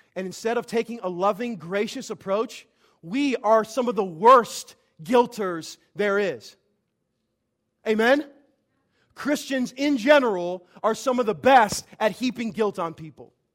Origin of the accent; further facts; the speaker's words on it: Vandalia, Illinois, United States; my hometown, Vandalia, Illinois